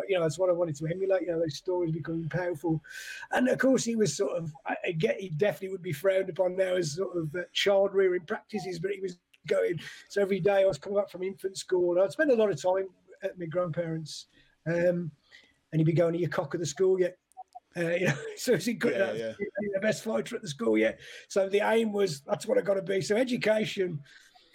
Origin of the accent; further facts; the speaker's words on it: Hednesford, West Midlands, United Kingdom; moved away as an adult; also born or lived in Wolverhampton / Birmingham; I was born in Wolverhampton, but yeah, I grew up in Hensford, which is next to Cannock.